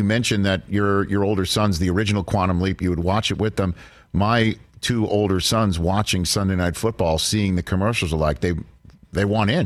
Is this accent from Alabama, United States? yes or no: no; New York City, New York, United States; moved away as an adult; also born or lived in Ann Arbor, Michigan; I'm from New York City